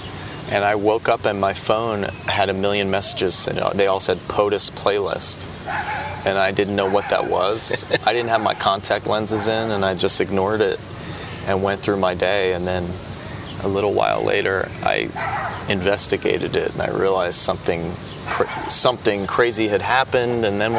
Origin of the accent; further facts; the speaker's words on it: New Jersey, United States; I grew up in New Jersey in the 80s, so do the math, right?